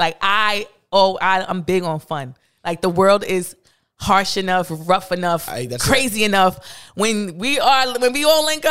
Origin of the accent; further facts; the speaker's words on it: New York City, New York, United States; I'm from Brooklyn